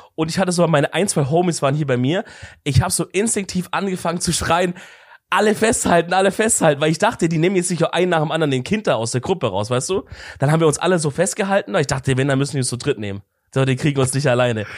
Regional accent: Swabia, Baden-Württemberg, Germany; ich komme halt aus dem Schorbeländle

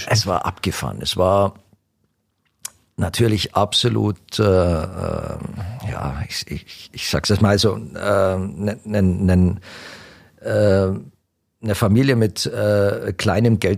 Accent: Italy; now in Germany; wenn ich jetzt als Italiener auf, auf eher die, die äh, traditionellen oder die, die, die Singer-Songwriter, die bei uns nicht bekannt sind

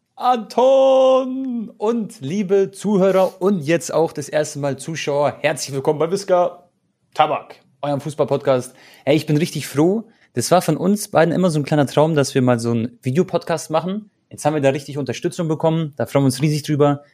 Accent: Croatia; ich bin äh, Kroate

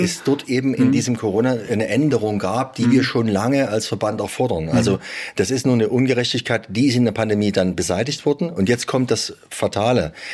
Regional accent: Saxony, Germany; bei uns in Sachsen

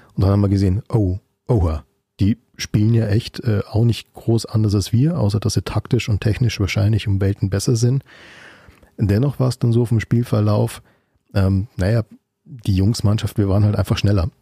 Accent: Munich, Bavaria, Germany; als gebürtiger Münchner

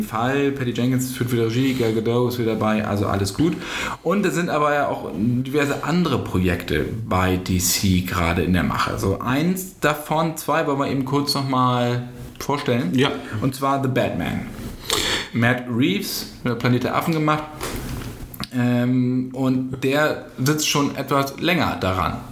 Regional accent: Bassum, Lower Saxony, Germany; bei mir in meiner Heimatstadt Bassum

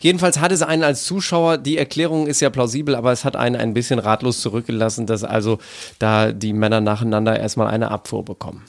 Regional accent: Northern Germany, Germany; wie man bei uns in Norddeutschland ja gerne Grog trinkt

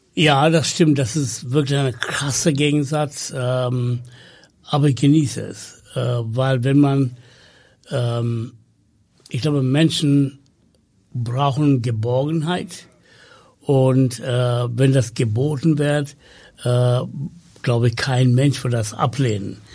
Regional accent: Sri Lanka; first language Tamil; German is a second language; moved away as an adult; now in Hamburg, Germany; ich komme aus Sri Lanka

